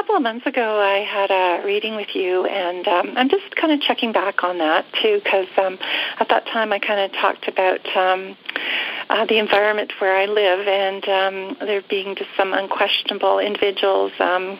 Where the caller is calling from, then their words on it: Calgary, Alberta, Canada; I'm calling from Calgary, Canada.